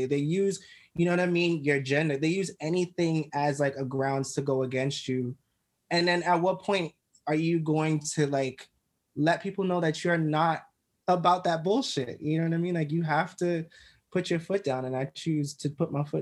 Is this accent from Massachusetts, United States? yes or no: no; New York City, New York, United States; I grew up in Crown Heights, Brooklyn